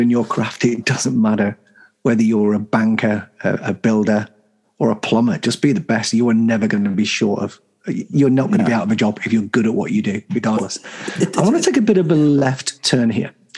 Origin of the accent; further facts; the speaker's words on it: the North of England, United Kingdom; I'm a I'm a Northern. I'm proud of where I came from